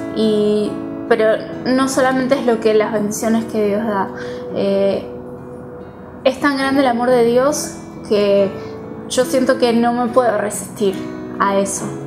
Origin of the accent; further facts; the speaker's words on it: Buenos Aires, Argentina; soy de Buenos Aires